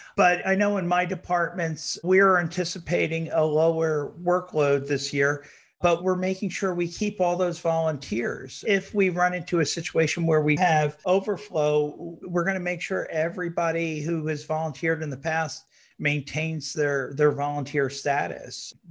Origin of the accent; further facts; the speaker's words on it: New York area, United States; When, when I was a little kid, I grew up in the New York area